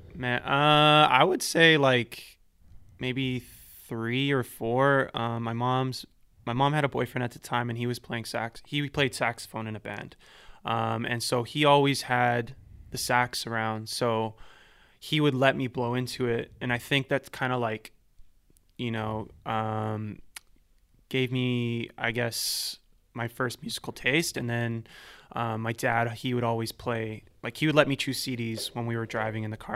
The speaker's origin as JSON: {"language": "English", "town": "Vancouver", "region": "British Columbia", "country": "Canada", "tie": "born or raised there", "also_born_or_lived": "Ladner", "said": "so I grew up here my whole life, um, born and raised in East"}